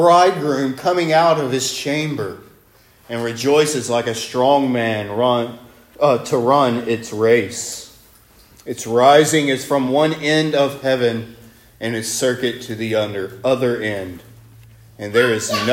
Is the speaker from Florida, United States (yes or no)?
no; Northwest Alabama, United States; I'm from Northwest Alabama